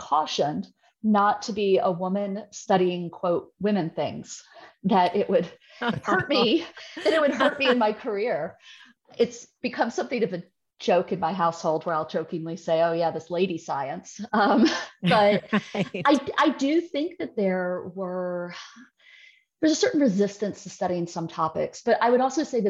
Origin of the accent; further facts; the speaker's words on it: rural West Virginia and rural Georgia, Deep South, United States; I am from the Deep South, and a lot of times I'm from very rural West Virginia and rural Georgia on the Alabama border